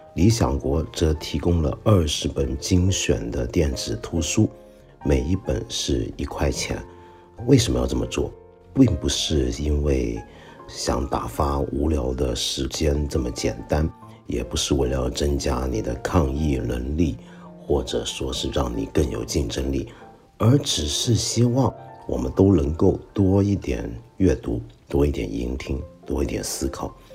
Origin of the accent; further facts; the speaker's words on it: Hong Kong; 像我这种香港人